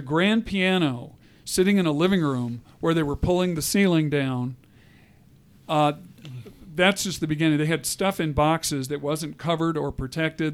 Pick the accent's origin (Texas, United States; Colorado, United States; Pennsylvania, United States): Colorado, United States; I'm a Colorado native, which is unusual